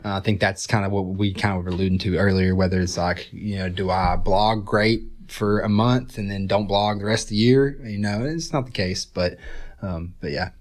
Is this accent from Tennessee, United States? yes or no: yes; Johnson City, Tennessee, United States; moved away as an adult; also born or lived in Wisconsin; now in Chattanooga, United States; I'm from Upper East Tennessee, Johnson City area